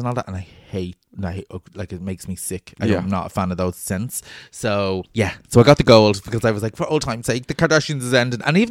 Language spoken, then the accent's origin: English; Ireland; us as Irish people